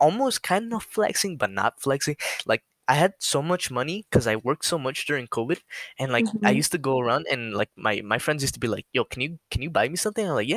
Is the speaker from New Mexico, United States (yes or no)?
yes; New Mexico, United States; I'm from New Mexico, and it's just a desert